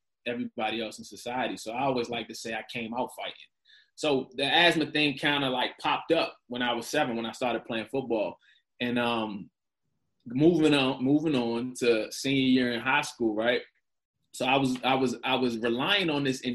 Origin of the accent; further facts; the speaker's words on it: Prince George's County, Maryland, United States; I'm not from that side. So but I grew up between Largo and Seat Pleasant